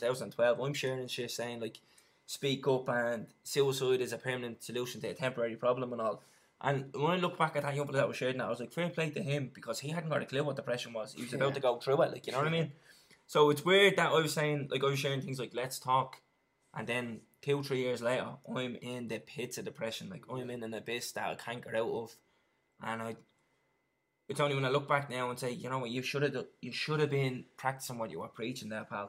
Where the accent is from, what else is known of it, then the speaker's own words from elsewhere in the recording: Dublin, Leinster, Ireland; I grew up in town just off Sean McDermott Street down in Lord's Flats